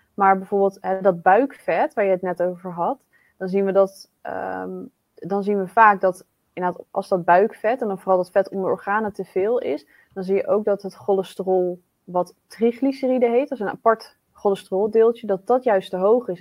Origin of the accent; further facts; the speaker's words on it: Netherlands; wij als Nederlanders